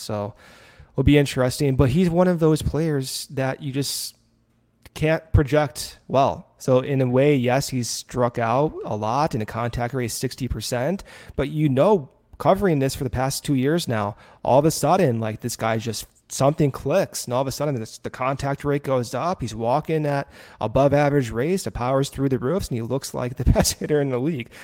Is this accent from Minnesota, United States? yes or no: no; Arizona, United States; moved away; I spent a lot of my growing up in Arizona